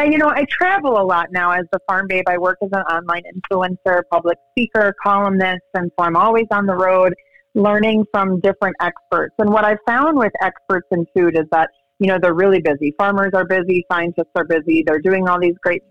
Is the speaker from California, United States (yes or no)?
no; Wisconsin, United States; moved away as an adult; also born or lived in Los Angeles / China / Chicago; now in Gainesville, United States; where I grew up in Wisconsin